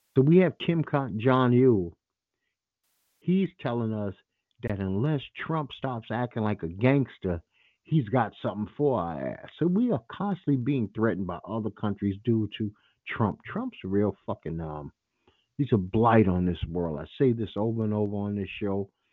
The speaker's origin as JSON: {"language": "English", "town": "New York City", "region": "New York", "country": "United States", "said": "I'm from Bed-Stuy, Brooklyn."}